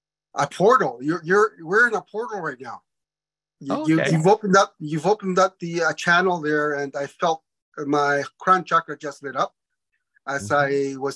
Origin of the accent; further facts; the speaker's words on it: Peru; moved away; I was born in Peru. My parents are part native, Quechua, from Cusco, Arequipa, from the mountains.